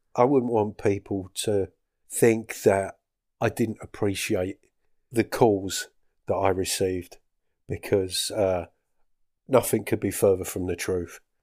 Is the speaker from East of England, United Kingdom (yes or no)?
yes; Essex, East of England, United Kingdom; moved away as an adult; now in Scottish Highlands, United Kingdom; I'm from Essex